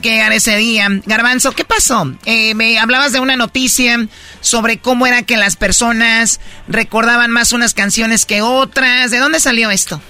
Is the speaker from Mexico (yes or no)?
yes; Mexico; nosotros somos de México